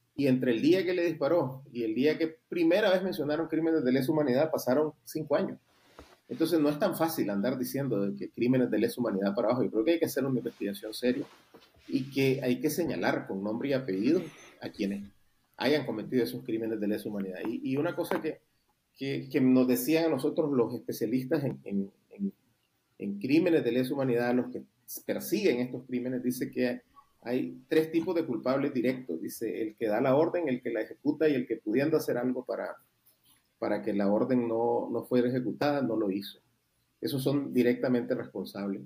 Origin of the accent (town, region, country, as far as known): Nicaragua